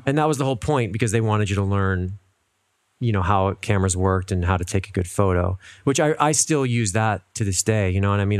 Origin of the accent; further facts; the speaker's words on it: Cincinnati, Ohio, United States; moved away as an adult; also born or lived in Rochester, New York / New York City / Miami; now in Los Angeles, United States; Born and raised in Cincinnati